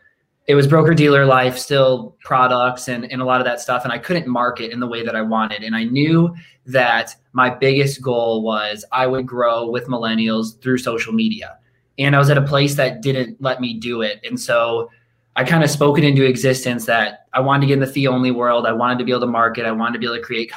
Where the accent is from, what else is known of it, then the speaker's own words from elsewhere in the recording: Rockford, Illinois, United States; I grew up in Rockford, Illinois